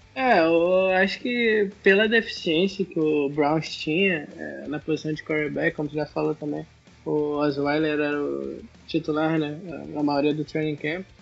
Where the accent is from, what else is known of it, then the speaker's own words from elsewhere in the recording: São Gonçalo, Rio de Janeiro, Brazil; eu sou do Rio